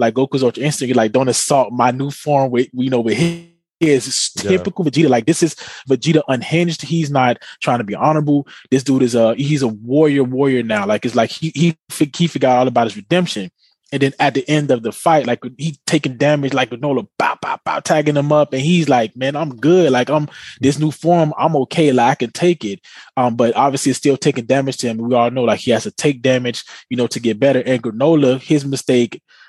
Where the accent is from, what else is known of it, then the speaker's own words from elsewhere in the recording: United States; We're American here